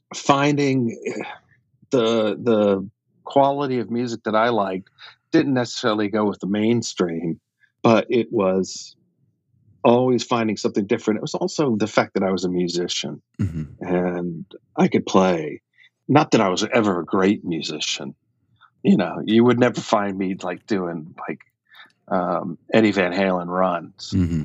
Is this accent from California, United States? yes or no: no; Atlanta, Georgia, United States; I grew up in Atlanta